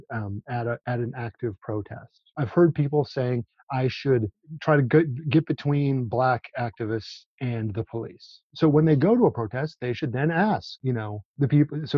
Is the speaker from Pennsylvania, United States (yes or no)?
no; Minneapolis, Minnesota, United States; now in Bloomington, United States; I'm from Minneapolis.